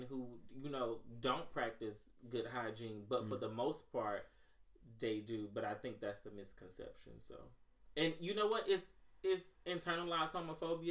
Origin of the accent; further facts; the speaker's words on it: Mississippi, United States; I'm from Mississippi